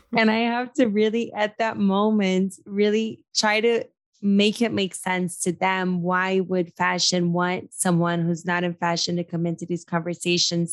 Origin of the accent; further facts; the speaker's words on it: Brazil; moved away; I was brought up in Brazil